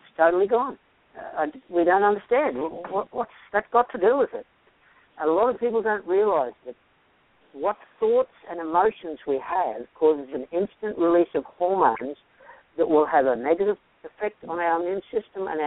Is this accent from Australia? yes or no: yes; Australia; now in Marietta, United States; I'm from Australia